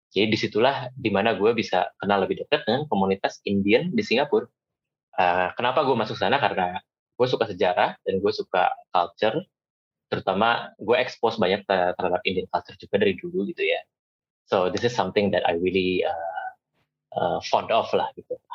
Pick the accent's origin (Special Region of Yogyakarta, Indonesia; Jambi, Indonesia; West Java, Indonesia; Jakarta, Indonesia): West Java, Indonesia; Bandung; moved away as an adult; tapi buat gue yang datang dari Bandung dan hidup di sana 22 tahun, menyicipi uh, apa ya keberagaman dan juga menyicipi dunia itu ya dari situ.